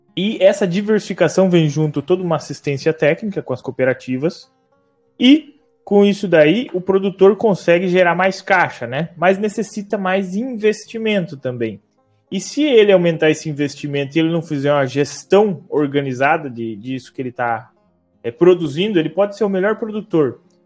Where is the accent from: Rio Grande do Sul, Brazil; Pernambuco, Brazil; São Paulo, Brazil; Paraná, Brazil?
Paraná, Brazil; Palotina; eu sou de Palotina, no oeste do Paraná, também sou neto de produtor rural, que com o tempo, quando eu era criança ainda morei no sítio